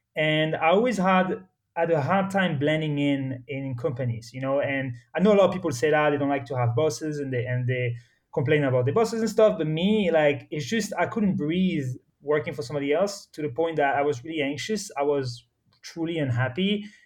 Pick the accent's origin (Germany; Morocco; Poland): Morocco; moved away; also born or lived in France / United States / Spain / Switzerland; I was born and raised in Morocco, but I'm actually French